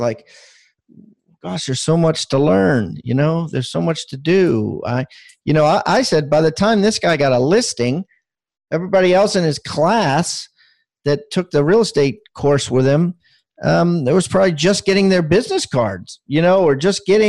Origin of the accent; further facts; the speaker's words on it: Maryland, United States; moved away as an adult; now in South Carolina, United States; I was born in Maryland and spent 50 years there